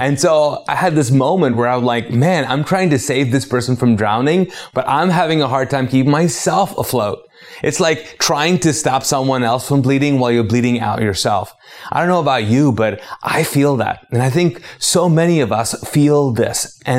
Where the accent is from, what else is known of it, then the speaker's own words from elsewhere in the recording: Pakistan; also born or lived in Arab world; now in United States; because I'm a Pakistani. I'm a former Muslim. I grew up in the Arab world and then I came to the States as an immigrant and then started a church in the South.